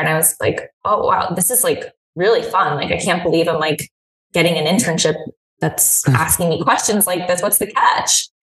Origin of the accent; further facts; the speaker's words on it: Hudson Valley, New York, United States; also born or lived in Philadelphia; now in New York City, United States; I grew up in the Hudson Valley in New York, so it's about an hour and a half outside of Manhattan